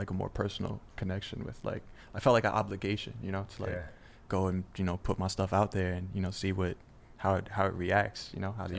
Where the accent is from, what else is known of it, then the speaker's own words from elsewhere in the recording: New York City, New York, United States; I'm from the Bronx, New York.